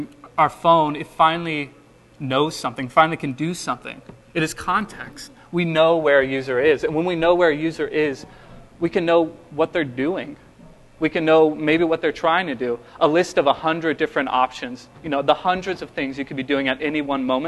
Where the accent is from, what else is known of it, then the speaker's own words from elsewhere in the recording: Texas, United States; I'm from Texas, so I figured I had to come up with some Southern colloquialisms to charm you with. I can bring out the accent